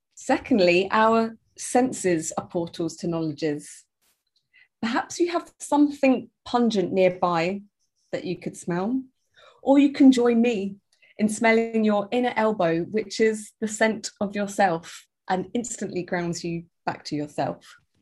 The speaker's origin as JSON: {"language": "English", "region": "London", "country": "United Kingdom", "said": "from London, living in London, uh, a blend of English and Jamaican"}